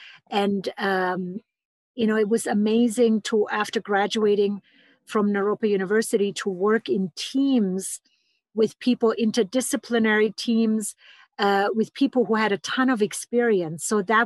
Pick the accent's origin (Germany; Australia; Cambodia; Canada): Germany; English is a second language; moved away as an adult; now in Boulder, United States; So I came 23 years ago from Germany to study with the pioneers in somatic psychology, and that brought me all the way to Boulder, Colorado.